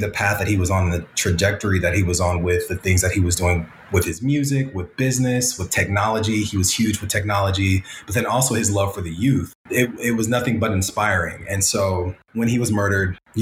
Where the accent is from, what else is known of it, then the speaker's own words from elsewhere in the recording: Pasadena, California, United States; coming from Pasadena and being around Pasadena, you know, we love the city. We love to say that we're from Pasadena